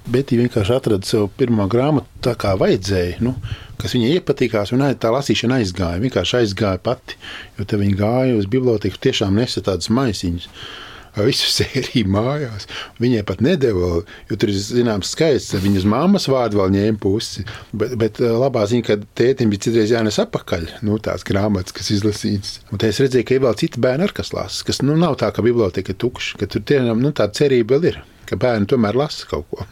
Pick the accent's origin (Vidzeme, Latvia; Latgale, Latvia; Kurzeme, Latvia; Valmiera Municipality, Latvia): Valmiera Municipality, Latvia; Valmiera; also born or lived in Riga; now in Saldus, Latvia; Es kā jau uzaugu Svamierā, tur tomēr teātris